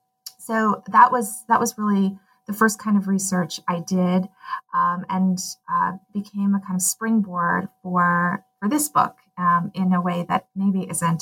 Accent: Pasadena, California, United States; also born or lived in Amherst, Massachusetts / Portland, Oregon; now in Claremont, United States; I have lived in California nearly all my life. I currently live in Claremont, California, which is about 30 miles east of Los Angeles. But I grew up in Pasadena. My mother was born and raised in Chinatown, in San Francisco Chinatown.

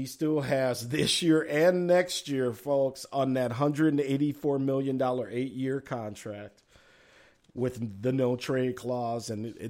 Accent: Chicago, Illinois, United States; also born or lived in Twin Cities, Minnesota; now in Minneapolis–Saint Paul, United States; And to all my Blackhawks fans back in my hometown of Chicago

